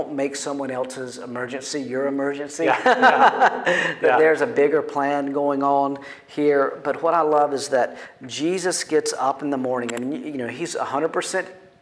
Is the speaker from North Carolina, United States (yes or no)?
yes; North Carolina, United States; I grew up in North Carolina